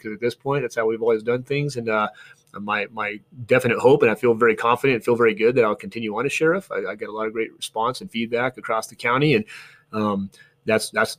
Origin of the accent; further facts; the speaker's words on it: Flagstaff, Arizona, United States; I didn't grow up here. I grew up in Flagstaff